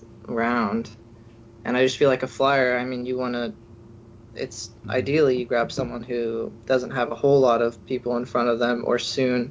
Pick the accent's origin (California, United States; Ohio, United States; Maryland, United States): California, United States; Bay Area; now in Oregon, United States; I kind of grew up watching the 49ers because I'm from the Bay Area